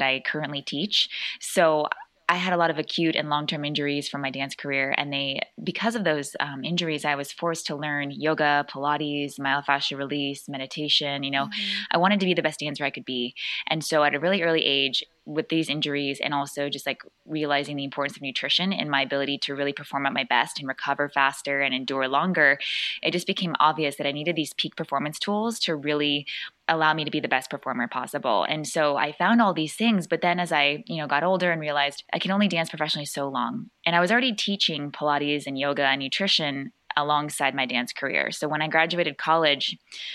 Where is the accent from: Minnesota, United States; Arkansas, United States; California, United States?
California, United States; we're all from California, me and my good friend Tyler